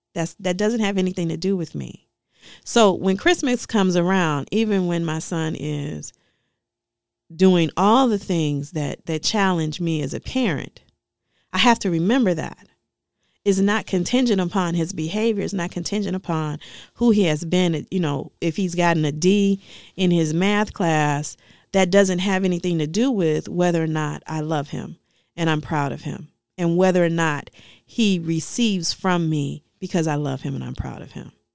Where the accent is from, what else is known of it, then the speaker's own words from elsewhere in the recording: Detroit, Michigan, United States; I grew up in Dege-, Detroit